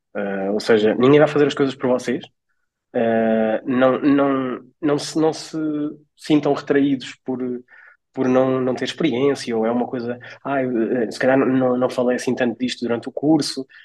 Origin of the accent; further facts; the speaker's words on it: Portugal; also born or lived in Coimbra; de onde eu sou natural, que é a Nadia